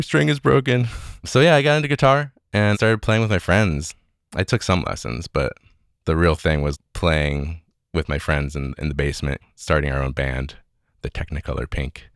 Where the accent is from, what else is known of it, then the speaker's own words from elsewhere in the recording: Evanston, Illinois, United States; I grew up in Evanston, Illinois. That's just north of Chicago.